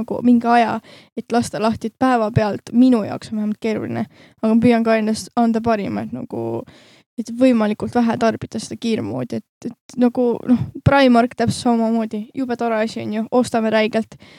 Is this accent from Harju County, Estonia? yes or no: yes; Harju County, Estonia; me mõlemad oleme Harjumaalt